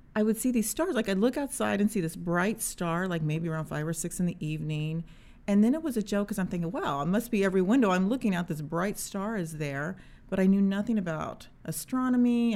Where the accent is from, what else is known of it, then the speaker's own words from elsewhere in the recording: Indiana, United States; I am a mom from Indiana